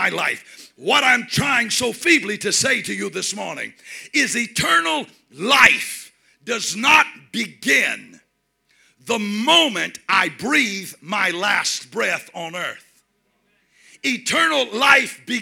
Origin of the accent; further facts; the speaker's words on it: United States; I'm from the United States